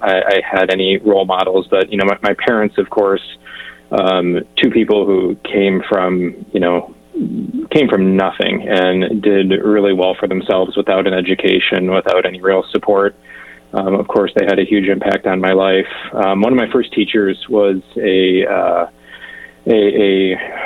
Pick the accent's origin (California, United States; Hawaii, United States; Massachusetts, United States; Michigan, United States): Michigan, United States; southeast; I grew up in a rural small town in southeast Michigan